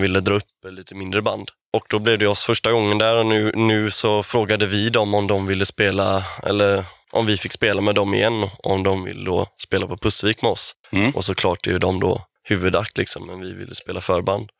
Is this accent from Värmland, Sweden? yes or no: no; Kungsbacka, Halland County, Sweden; både jag och Kiffe är från Kungsbacka. Jag är från Anneberg, lite mer bonigare Kungsbacka